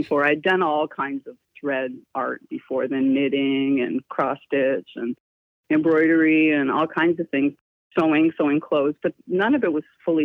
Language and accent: English; Toronto, Ontario, Canada; moved away as an adult; born in Toronto, Ontario, raised there most of my life, and lived there in and around Ontario up until my 30s, my late 30s